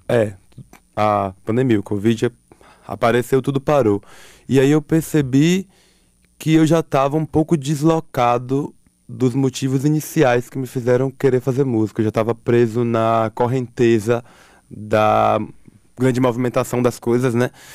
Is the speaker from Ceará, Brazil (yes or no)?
no; Alagoinhas, Bahia, Brazil; moved away; eu vim lá de Lagoinhas